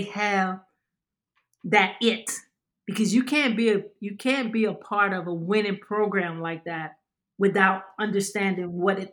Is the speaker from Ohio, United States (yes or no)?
no; Louisiana, United States; also born or lived in New York / San Antonio; now in Dallas, United States; I'm from Louisiana